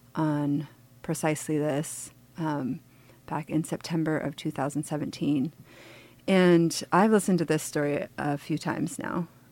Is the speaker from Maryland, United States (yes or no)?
no; Petersburg, Alaska, United States; I was born and raised here in Petersburg